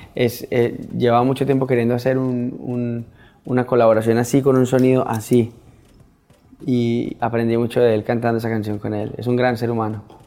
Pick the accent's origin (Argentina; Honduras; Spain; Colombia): Colombia; mi país, de nuestra costa pacífica